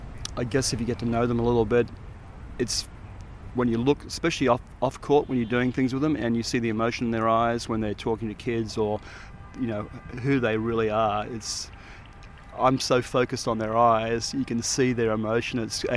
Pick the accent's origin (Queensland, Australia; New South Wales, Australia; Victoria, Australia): New South Wales, Australia; Sydney; now in Colorado, United States; Yeah, I'm from Sydney, Manly Beach in Sydney.